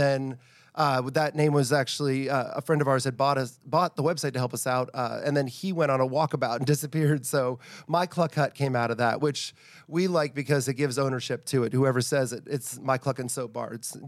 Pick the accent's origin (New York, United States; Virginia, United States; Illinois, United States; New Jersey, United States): Virginia, United States; I'm actually from Northern Virginia originally, and Civil War is a huge thing up there.